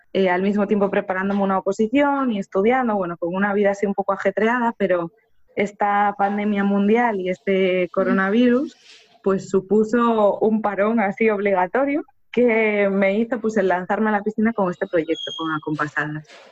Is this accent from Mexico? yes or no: no; Spain; conservatorios españoles, que es el país de donde yo soy